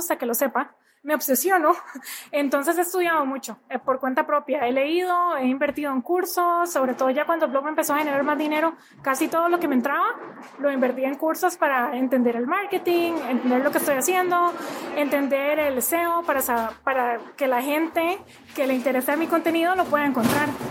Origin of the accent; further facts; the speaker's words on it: Costa Rica; moved away as an adult; now in United States; soy de Costa Rica, pero hace ocho años vivo en Estados Unidos